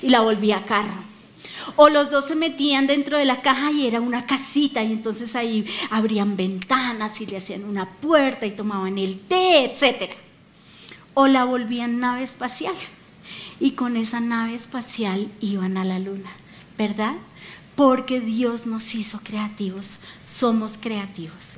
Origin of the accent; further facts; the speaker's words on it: Colombia; como colombianos